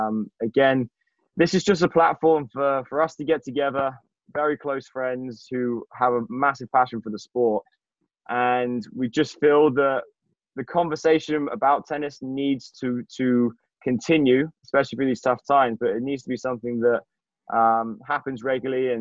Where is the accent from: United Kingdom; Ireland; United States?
United Kingdom; England; I'm from England